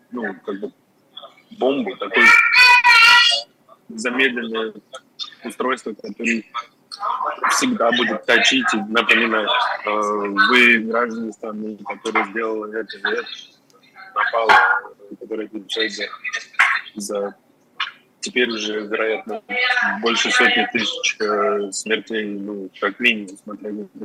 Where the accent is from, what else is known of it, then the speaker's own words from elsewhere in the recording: Moscow, Russia; moved away; Я два года не видел Москву. Я из Москвы сам, то есть мой город.